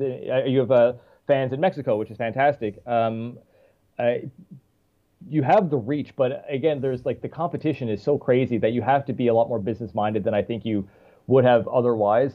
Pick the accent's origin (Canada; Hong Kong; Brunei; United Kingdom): Canada; St. John's, Newfoundland and Labrador; moved away as an adult; also born or lived in Toronto / Paris; now in Montreal, Canada; my hometown, St. John's, St. John's, Newfoundland, is not that big.